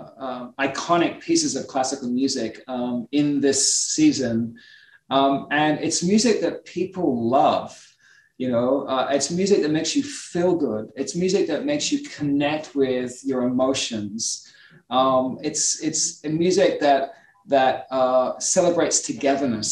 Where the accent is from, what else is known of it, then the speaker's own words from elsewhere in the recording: Australia; now in United States; I'm Australian, you know, we're a country of immigrants as well